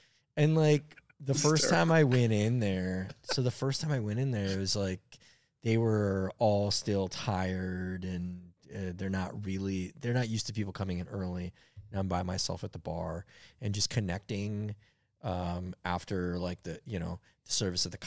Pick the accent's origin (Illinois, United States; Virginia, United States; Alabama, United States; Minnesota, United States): Minnesota, United States; Minneapolis; It's colder where I'm from